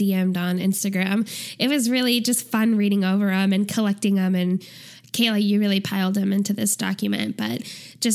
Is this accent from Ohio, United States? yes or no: no; St. Louis, Missouri, United States; also born or lived in Kansas City / Springfield, Missouri; I am, like you said, from St. Louis